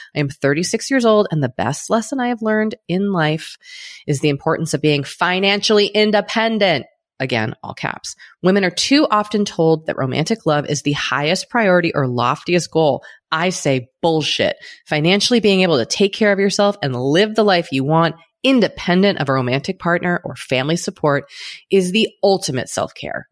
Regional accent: United States; speaking as an American

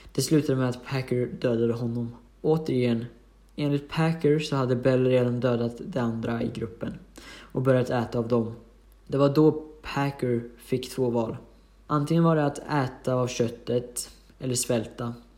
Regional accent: Hudiksvall, Gävleborg County, Sweden; Jag är från Hudiksvall

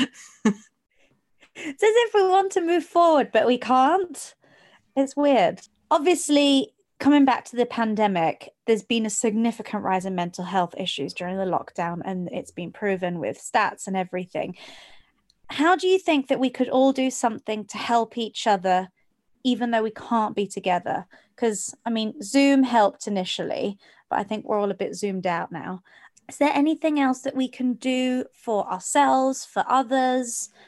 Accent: Geneva, Switzerland; I grew up in Geneva, which is also very much the same, big melting pot

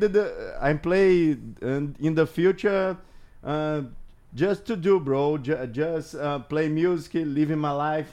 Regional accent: Belo Horizonte, Minas Gerais, Brazil; English is a second language; I'm from Brazil, Minas Gerais, Belo Horizonte

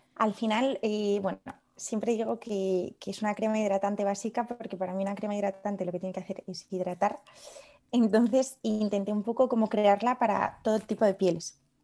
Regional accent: León, Castile and León, Spain; also born or lived in Paris / Madrid / Padua; now in Lyon, France; yo soy de León, que es una ciudad un poco más pequeña

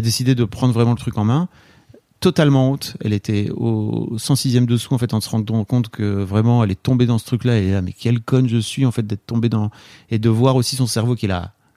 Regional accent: the Nord, Hauts-de-France, France; now in Paris, France; je viens du fin fond du Nord.

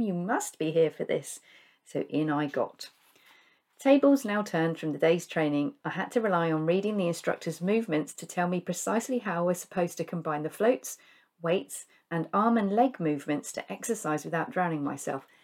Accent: United Kingdom; we in the U K

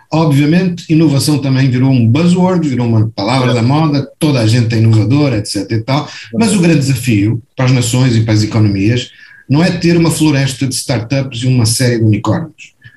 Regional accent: Portugal; now in Brazil; eu sou português também, moro no Brasil, ou morei no Brasil durante 45 anos

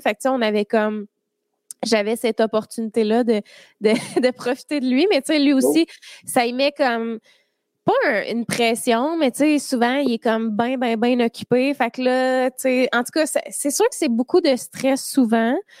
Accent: Drummondville, Quebec, Canada; Je viens de Drummond

